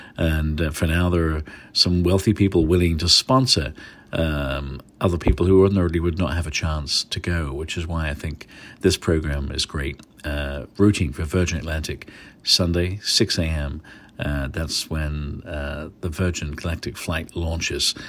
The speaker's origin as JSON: {"language": "English", "region": "England", "country": "United Kingdom", "moved": "yes", "lives_now": "San Francisco, United States", "said": "I've gotta go with my home country."}